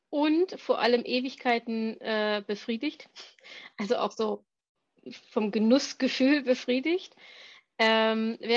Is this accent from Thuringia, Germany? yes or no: yes; Thuringia, Germany; wie bin ich groß geworden auf dem Dorf in Thüringen, ähm, wo man noch selber schlachtet